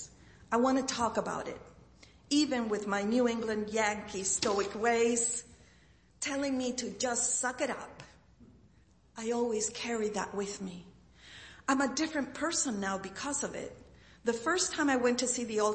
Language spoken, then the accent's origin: English; Chile; moved away; also born or lived in Boston; Growing up in Chile, I inherited the gift of altar building from my grandmother, Rosario.